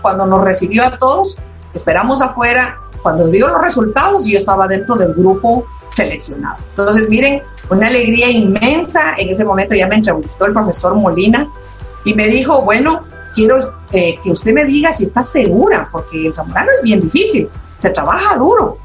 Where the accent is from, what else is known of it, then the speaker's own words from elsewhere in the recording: Quito, Pichincha, Ecuador; yo soy de Quito, Ecuador